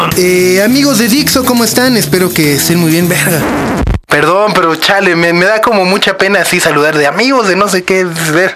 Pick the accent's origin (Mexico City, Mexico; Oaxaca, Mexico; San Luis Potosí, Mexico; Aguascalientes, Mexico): Mexico City, Mexico; soy de México